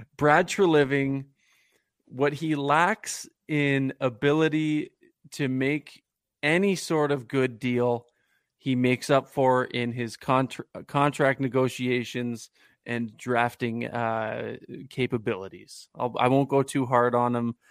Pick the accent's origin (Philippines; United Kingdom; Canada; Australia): Canada; Guelph, Ontario; I grew up in Guelph, Ontario, not in the United States, contrary to popular belief.